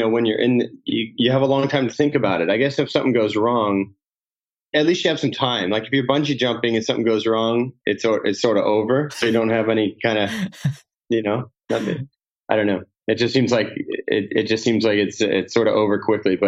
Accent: Cocoa Beach, Florida, United States; I grew up in Cocoa Beach, Florida.

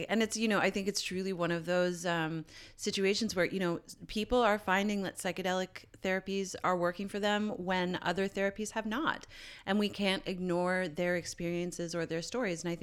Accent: Canada; I'm Canadian

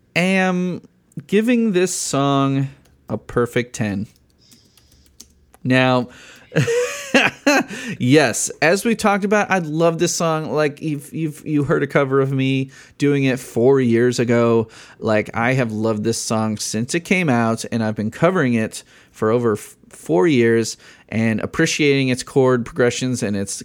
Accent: Illinois, United States; I'm from Illinois

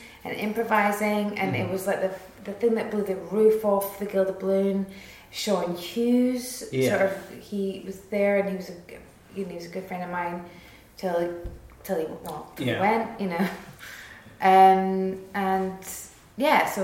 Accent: Edinburgh, Scotland, United Kingdom; I'm from Edinburgh

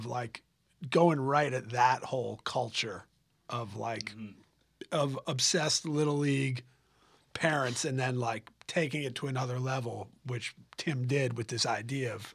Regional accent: Los Angeles, California, United States; I grew up in Los Angeles

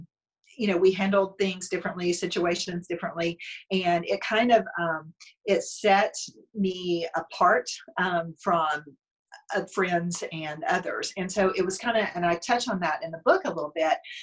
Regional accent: Bledsoe County, Tennessee, United States; moved away; my parents still live in where I grew up in Bledsoe County in Tennessee

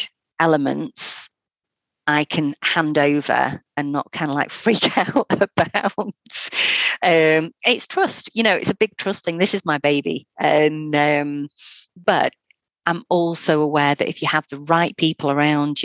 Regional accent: North Wales, United Kingdom; now in Fylde Coast, United Kingdom; I'm originally from North Wales, so I moved up because of a holiday romance

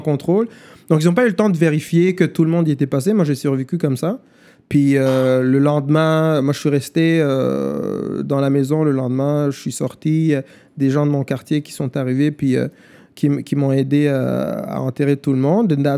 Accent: Rwanda; first language German; French is a second language; moved away; also born or lived in Germany; quand j'étais gamin au Rwanda

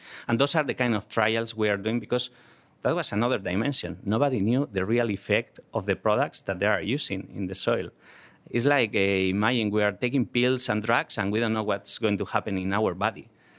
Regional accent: Spain; English is a second language; Well, when we grew up in vineyards in Spain, so agriculture is very important, was very important in our region.

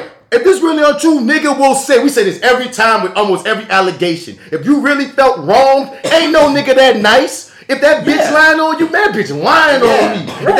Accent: New Orleans, Louisiana, United States; See, I'm from New Orleans, and you know, we got problems communicating.

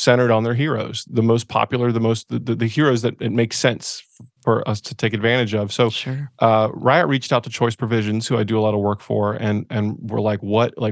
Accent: east of Charlotte, rural North Carolina, United States; moved away as an adult; also born or lived in Asheville, North Carolina; now in California, United States; I grew up in rural North Carolina, east of Charlotte, like about an hour

